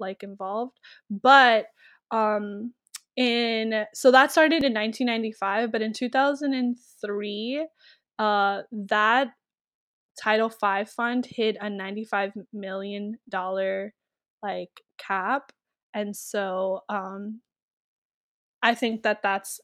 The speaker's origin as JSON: {"language": "English", "country": "United States", "tie": "born or raised there", "first_language": "Spanish", "second_language": "English", "said": "I'm Dominican-American because I was born in America, but my parents are Dominican"}